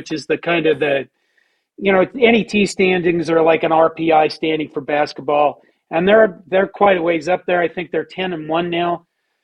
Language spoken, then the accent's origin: English; Curtis, Nebraska, United States; moved away; my hometown of Curtis, Nebraska